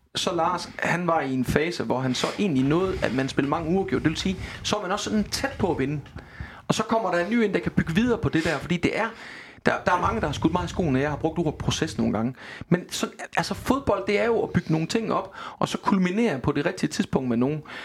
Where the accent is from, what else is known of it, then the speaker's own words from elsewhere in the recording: Denmark; Jeg er vestjyde.